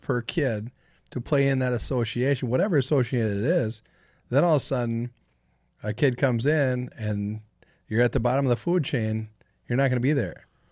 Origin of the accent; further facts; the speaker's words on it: Saint Paul, Minnesota, United States; Born and raised from Saint Paul's East Side